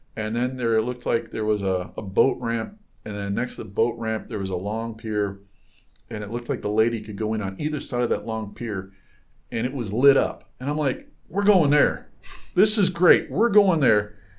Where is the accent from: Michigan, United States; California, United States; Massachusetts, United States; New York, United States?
Michigan, United States; I grew up on boats in Michigan